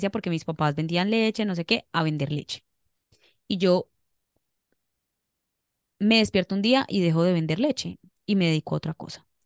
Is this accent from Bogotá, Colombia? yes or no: no; Cali, Valle del Cauca, Colombia; sí soy, sí soy.